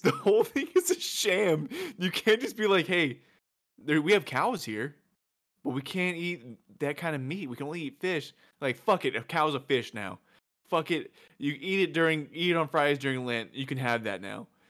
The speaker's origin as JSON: {"language": "English", "region": "the South", "country": "United States", "said": "we're from the South, so we have Whataburger here"}